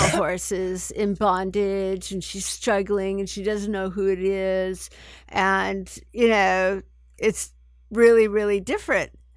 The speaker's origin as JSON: {"language": "English", "town": "San Francisco", "region": "California", "country": "United States", "tie": "born or raised there", "said": "I grew up in San Francisco"}